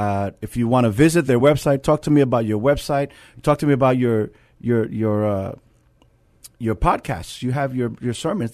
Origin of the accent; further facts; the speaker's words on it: New York, United States; Yeah. I'm from New York.